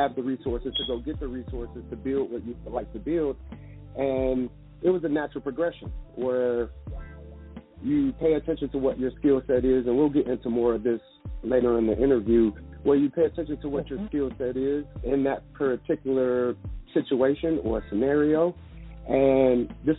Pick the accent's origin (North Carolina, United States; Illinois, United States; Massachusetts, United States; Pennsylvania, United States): Illinois, United States; Chicago; growing up in Chicago